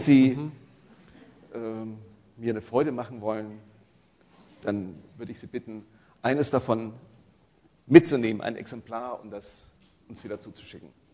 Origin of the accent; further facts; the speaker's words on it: Franconia, Bavaria, Germany; accent: Franconian; Also ich komme aus Franken, da, da kann man kein T und kein P sprechen